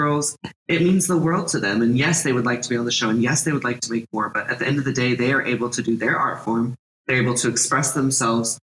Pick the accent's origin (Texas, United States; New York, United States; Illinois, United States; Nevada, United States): Texas, United States; moved away; also born or lived in California / Oak Cliff, Dallas, Texas; I grew up in Texas